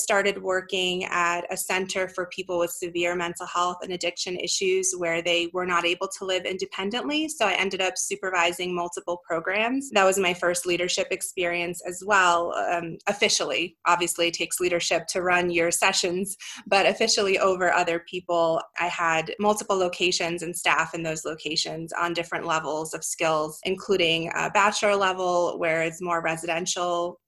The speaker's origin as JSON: {"language": "English", "region": "East Coast", "country": "United States", "tie": "born or raised there", "also_born_or_lived": "Europe / Brooklyn / New Jersey", "moved": "as an adult", "lives_now": "Denver, United States", "said": "I grew up on the East Coast, but technically I was actually born in Europe, and I came over with my family when I was a child"}